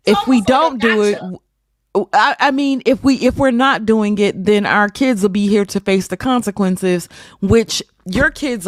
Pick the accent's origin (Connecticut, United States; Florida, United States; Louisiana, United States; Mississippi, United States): Mississippi, United States; I grew up in Mississippi, for crying out loud.